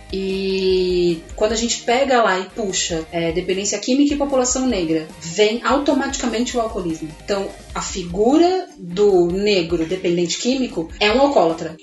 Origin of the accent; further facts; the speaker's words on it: Casa Branca, São Paulo, Brazil; now in São Paulo, Brazil; Eu não sou daqui de São Paulo, vim do interior de São Paulo, uma cidade que se chama Casa Branca